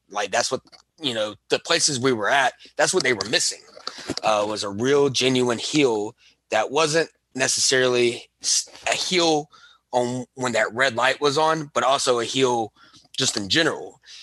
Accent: Alabama, United States; I am from Alabama

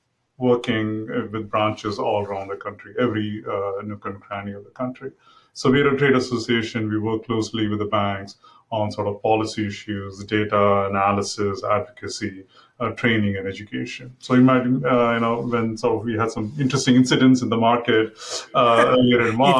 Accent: Mumbai, Maharashtra, India; moved away as an adult; now in United States; I grew up in Mumbai, it used to be called Bombay then

